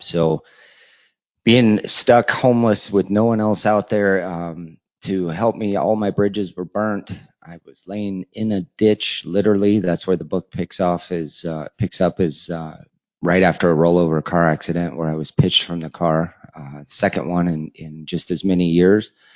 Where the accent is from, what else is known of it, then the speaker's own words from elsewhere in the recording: Colorado, United States; moved away as an adult; also born or lived in Nebraska; I had actually taken off from Colorado, my hometown area